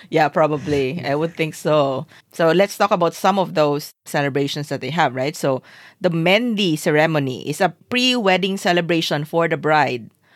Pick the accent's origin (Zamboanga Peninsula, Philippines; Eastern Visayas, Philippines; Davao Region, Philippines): Zamboanga Peninsula, Philippines; Zamboanga City; I grew up in Zamboanga City